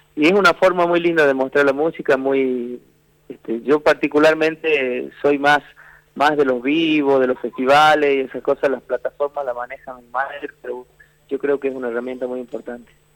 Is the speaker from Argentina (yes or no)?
yes; Formosa, Argentina; now in Jujuy, Argentina; yo nací pueblo que se llama Fortín, queda prácticamente en el límite con el Paraguay, en la provincia de Formosa que hablo, y bueno, me crié más o menos a 15 kilómetros de ese pueblito